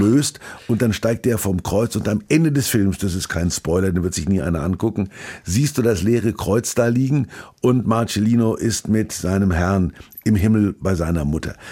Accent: Kulmbach, Bavaria, Germany; moved away; ich war ich in Kulmach in meiner alten Heimat

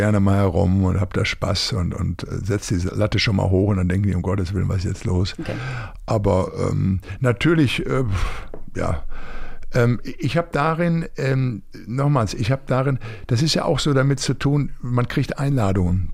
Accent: Recklinghausen, North Rhine-Westphalia, Germany; in Recklinghausen aus meiner Heimatstadt

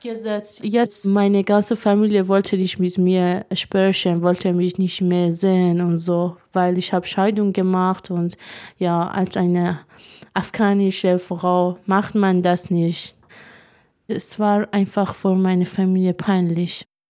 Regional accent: Iran; German is a second language; moved away as an adult; now in Germany; Iran, wo ich groß geworden bin

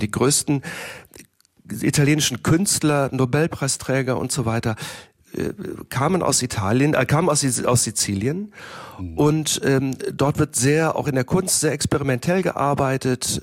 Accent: Germany; first language German; Ich äh, bin in Deutschland geboren und aufgewachsen. Deutsch ist meine Muttersprache.

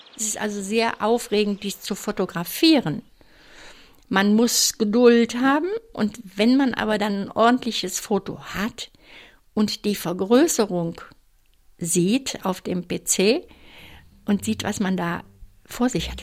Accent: Cologne, North Rhine-Westphalia, Germany; ich komme aus Köln

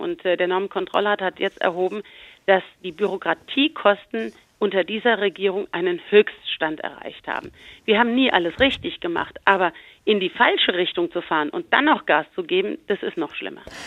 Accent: Rhineland-Palatinate, Germany; Bei uns in Rheinland-Pfalz

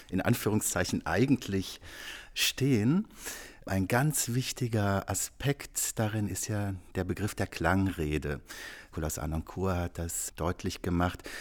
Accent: Rhineland, Germany; Auch als Rheinländer habe ich immer gedacht, also die kongenialste Verbindung von Wort und Musik, das wäre Robert Schumann und Heinrich Heine.

